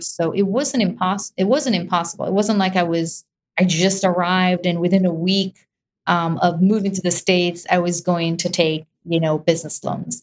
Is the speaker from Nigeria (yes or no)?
no; Israel; moved away; I was definitely born there and raised in Israel.